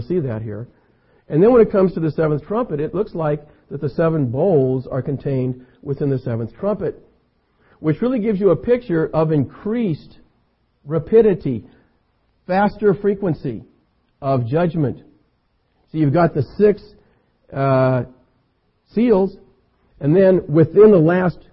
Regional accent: California, United States; I'm an American, I'm a Californian

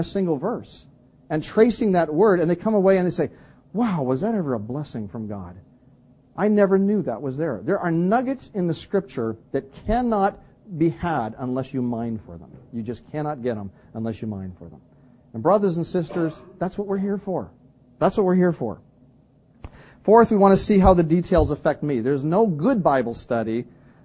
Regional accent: British Columbia, Canada; moved away; I come from British Columbia

